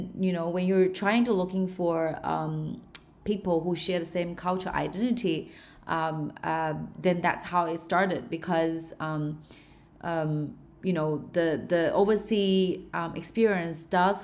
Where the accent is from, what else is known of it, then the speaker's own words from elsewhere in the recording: Shanghai, China; accent: Aussie; English is a second language; moved away as an adult; also born or lived in Melbourne, Australia; I'm a local Chinese, grew up in Shanghai, but I was educated in Australia. You probably can pick up some of my Aussie accent from here and there. But most of my time was in Melbourne, in Australia.